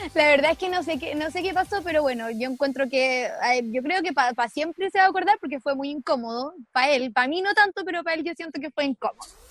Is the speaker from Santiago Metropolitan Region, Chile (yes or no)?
no; San Javier, Maule, Chile; moved away as an adult; also born or lived in Concepción; un chiquillo que yo conocía de mi pueblo, porque yo soy de San Javier, región del Maule